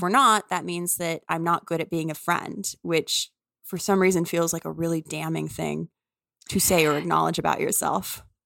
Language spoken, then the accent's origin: English; New Orleans, Louisiana, United States; moved away; I'm from New Orleans and I love New Orleans